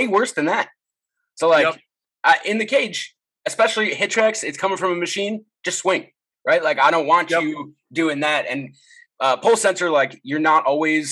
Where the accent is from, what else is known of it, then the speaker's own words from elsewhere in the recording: Chicago, Illinois, United States; now in Seattle, United States; I grew up in Chicago